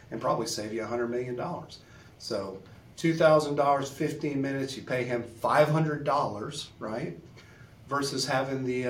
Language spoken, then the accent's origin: English; Beaumont, Texas, United States; my hometown of Beaumont, which is about 80 miles east of Houston